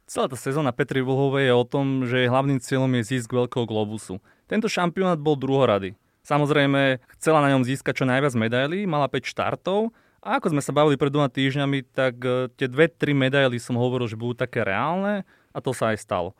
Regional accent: Slovakia; to sme my Slováci

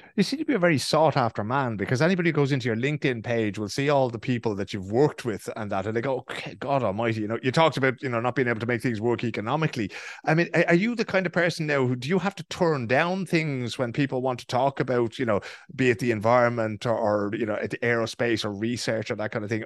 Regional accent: Ireland; now in Sweden; growing up in Ireland

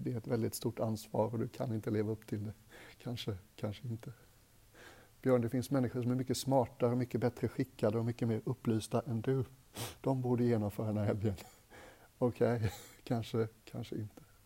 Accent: Gothenburg, Västra Götaland, Sweden; Jag är göteborgare

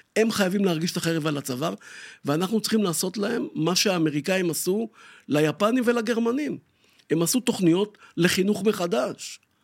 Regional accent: Tel Aviv, Tel Aviv District, Israel; אני גדלתי פה לא רחוק, בשכונת שפירא

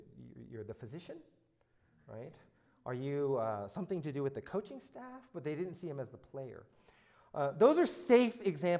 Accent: Alexandria, Virginia, United States; I was born in Alexandria, Virginia, so I'm from the South.

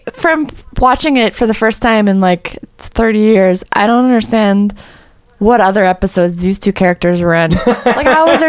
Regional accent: Miami, Florida, United States; I'm from South Florida.

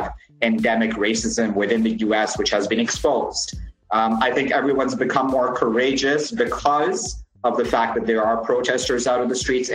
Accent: Canada; also born or lived in UAE / Iran; now in Pakistan; I was born in the UAE. I grew up in Canada. I've lived in Iran as well for 13 years

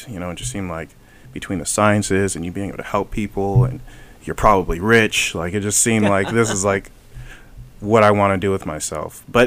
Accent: Los Angeles, California, United States; also born or lived in Atlanta; growing up in the Hyde Park area, I grew up, basically the main cross streets were Arlington and Van Ness, pretty darn close to Slauson and Crenshaw

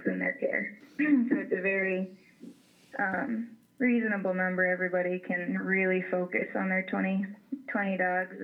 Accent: Ohio, United States; moved away as an adult; I grew up in Ohio

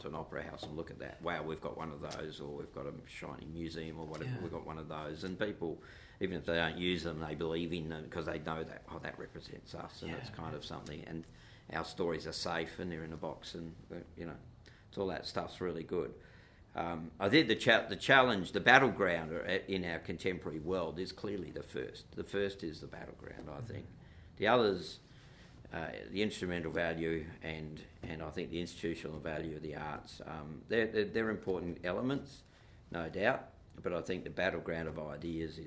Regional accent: Perth, Western Australia, Australia; I'm a white boy growing up in Perth

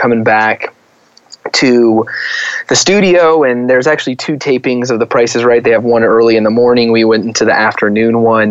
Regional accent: Arizona, United States; moved away; I'm from Arizona originally.

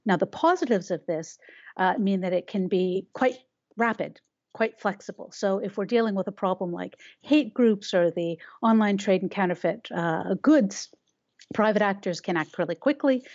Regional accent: Canada; We have a Canadian view

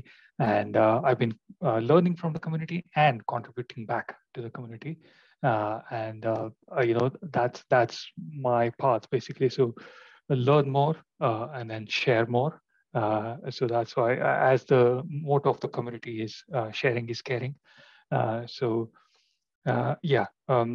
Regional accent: India; moved away as an adult; now in London, United Kingdom; I am basically from India, but I have been living in London for about 10 years now

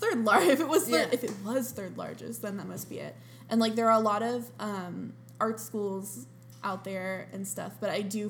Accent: Columbus, Ohio, United States; I'm from Columbus, Ohio.

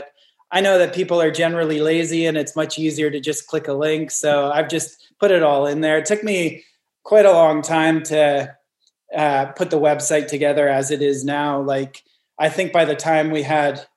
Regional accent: Northern British Columbia, Canada; now in Newcastle, Australia; I grew up in Northern British Columbia, pretty far away from any major gigs.

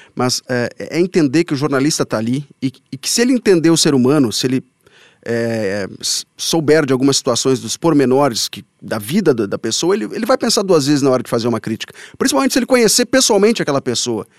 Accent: Bagé, Rio Grande do Sul, Brazil; also born or lived in São Borja; Nasci em São Borja, mas me criei em Bagé e lá me formei.

